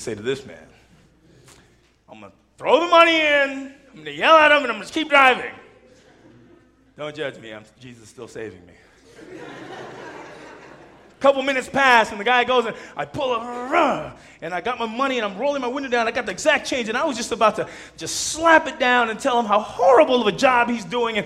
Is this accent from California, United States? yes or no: yes; Southern California, United States; I'm Southern Californian